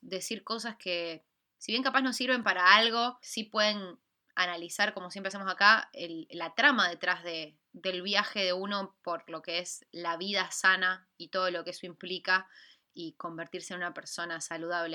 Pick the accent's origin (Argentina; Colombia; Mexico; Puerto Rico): Argentina; argentina como somos nosotras dos